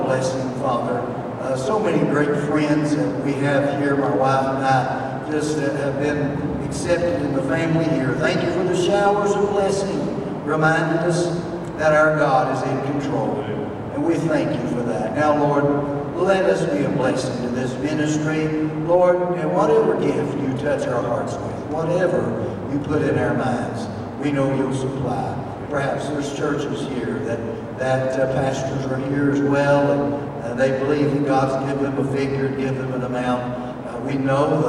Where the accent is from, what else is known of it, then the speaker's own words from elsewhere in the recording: Tennessee, United States; I'm from Tennessee